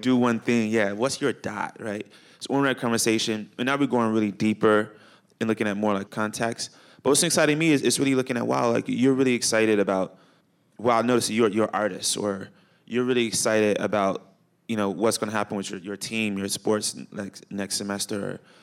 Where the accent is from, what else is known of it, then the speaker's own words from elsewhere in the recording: Chicago, Illinois, United States; moved away; I grew up in Chicago.